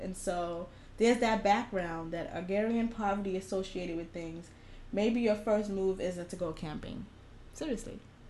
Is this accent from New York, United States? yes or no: yes; Bronx, New York, United States; I am a fucking city girl. I'm from the Bronx.